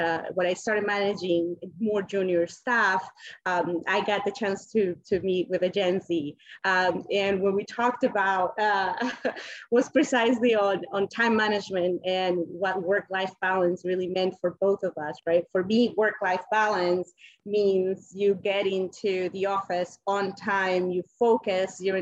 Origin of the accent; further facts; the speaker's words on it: Colombia; English is a second language; moved away; I'm originally from Colombia